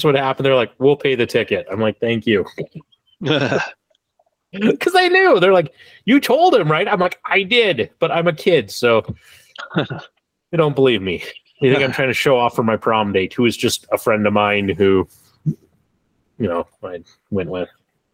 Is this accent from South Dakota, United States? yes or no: yes; South Dakota, United States; I grew up one in South Dakota where speeding tickets were like astronomical